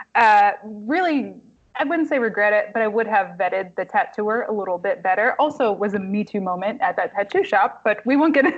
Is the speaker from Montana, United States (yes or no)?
no; Kalamazoo, Michigan, United States; also born or lived in Marquette, Michigan / Washington, District of Columbia, United States; now in Detroit, United States; Kalamazoo, my hometown